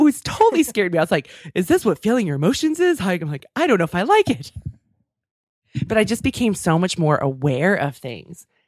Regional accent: Davis, California, United States; my hometown

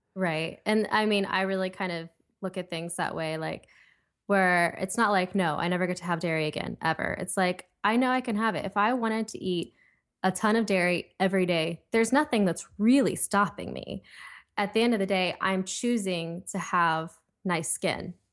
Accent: Ohio, United States; now in Los Angeles, United States; I'm from Ohio, I live in L A right now

